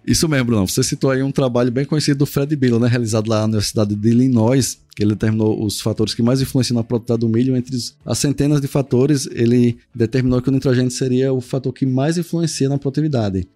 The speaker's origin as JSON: {"language": "Portuguese", "town": "Paripiranga", "region": "Bahia", "country": "Brazil", "tie": "born or raised there", "said": "eu sou aqui de Paripiranga, Bahia, Fui criado, né, nascido aqui nessa cidade"}